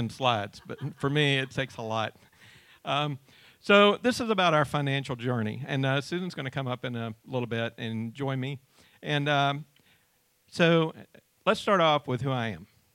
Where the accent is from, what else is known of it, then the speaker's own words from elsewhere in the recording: Georgia, United States; also born or lived in Ringgold, Georgia; In 1972, my parents bought a farm in Rattle, Georgia, near Cartersville, and we moved there from Ringgold